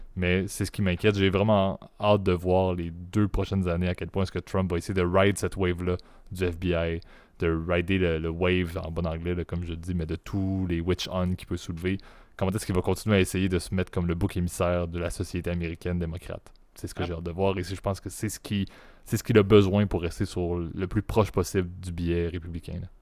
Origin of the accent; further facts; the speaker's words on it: Quebec, Canada; accent: Quebec; en tant que Canadien